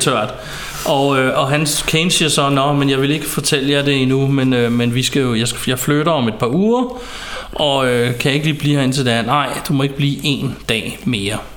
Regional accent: Ballerup, Capital Region of Denmark, Denmark; hvor jeg voksede op i et på daværende tidspunkt ikke så pænt nabolag i Ballerup

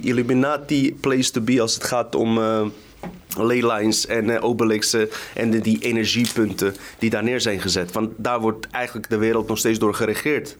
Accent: Randstad, Netherlands; in de Randstad, zeg maar, waar ik vandaan kom

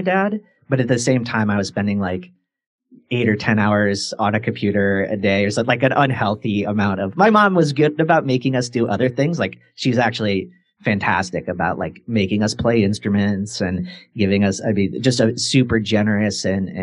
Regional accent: Quincy, Illinois, United States; I grew up in Quincy, Illinois

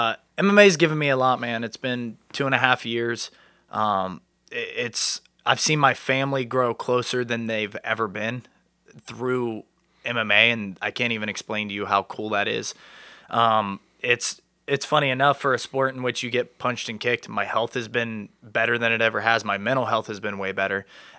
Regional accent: New Lexington, Ohio, United States; I'm from New Lexington, Ohio. It's down by Hocking Hills area. Small town vibes.

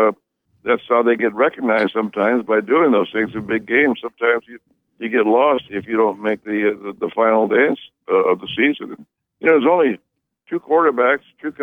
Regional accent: Fresno area, California, United States; my hometown area of Fresno, which is close to my hometown

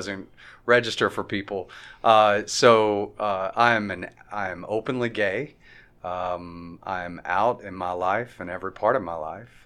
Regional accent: Sulphur, Louisiana, United States; also born or lived in New York / New Jersey; now in Fayetteville, United States; I'm from Sulphur, Louisiana, and spent 20 years out in New York and New Jersey on the East Coast

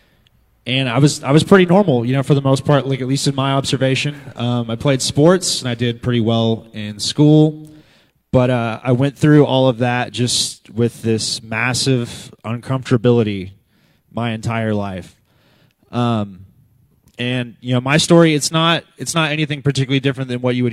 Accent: Moore, Oklahoma, United States; I grew up here in Moore, and I actually grew up coming here all my life

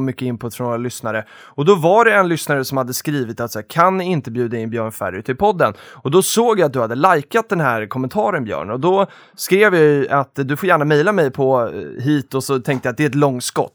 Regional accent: Stockholm, Stockholm County, Sweden; jag är ju underrepresenterad som stockholmare här inne idag

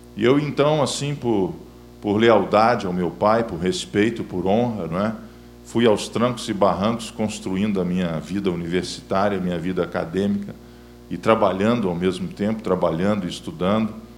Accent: Belo Horizonte, Minas Gerais, Brazil; estou em BH, minha terra natal

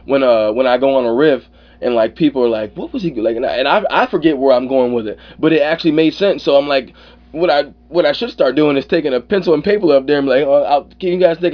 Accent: Ann Arbor, Michigan, United States; also born or lived in Mobile, Alabama; No, I'm not from New York. I'm originally from Mobile, Alabama, but right. I grew up in Ann Arbor, Michigan, right outside Detroit.

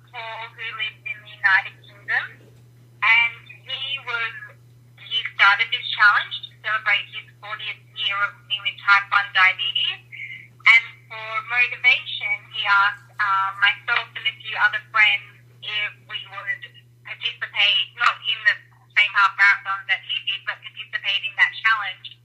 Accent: Sydney, New South Wales, Australia; Yeah, so I grew up in Sydney, Australia, which I'm sure you can tell by my accent.

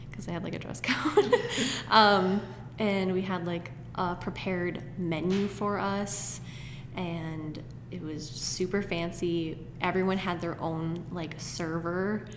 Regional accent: Connecticut, United States; I'm from Connecticut, so I lived 45 minutes away from New York City

